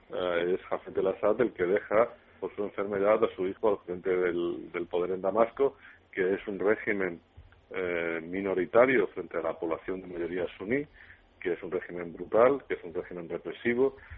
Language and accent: Spanish; Spain; como español